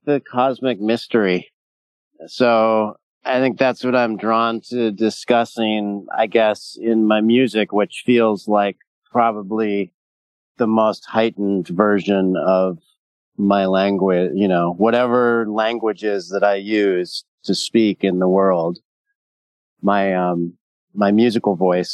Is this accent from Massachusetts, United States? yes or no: no; Southern California, United States; I was raised in Southern California